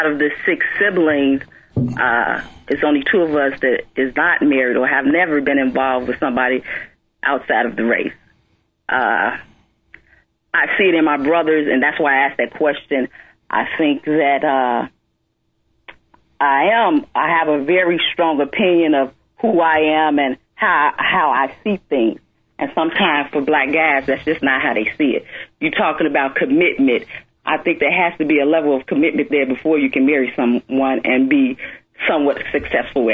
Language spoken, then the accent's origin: English; Chicago, Illinois, United States; we all come from the hood. I came from Roseland